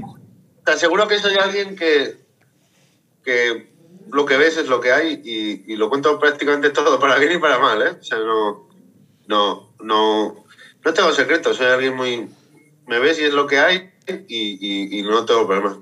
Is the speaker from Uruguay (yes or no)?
no; Zaragoza, Aragon, Spain; yo soy de Zaragoza y soy maño